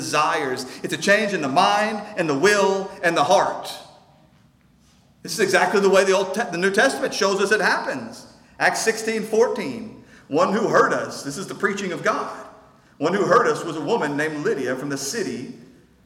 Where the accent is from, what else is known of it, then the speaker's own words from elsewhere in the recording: North Shore, Texas, United States; We're close enough to my hometown that some of you know people from North Shore